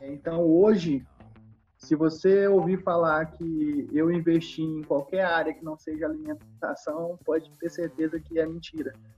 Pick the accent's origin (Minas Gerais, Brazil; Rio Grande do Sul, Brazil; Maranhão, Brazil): Maranhão, Brazil; sendo maranhense, né, estando no Nordeste, estando no, no nosso estado